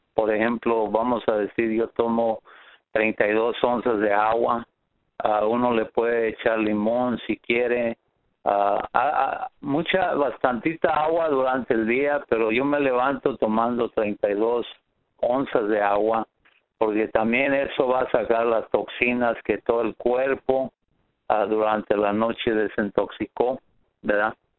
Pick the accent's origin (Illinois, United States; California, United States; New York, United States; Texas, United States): California, United States; Riverside; soy de Riverside, California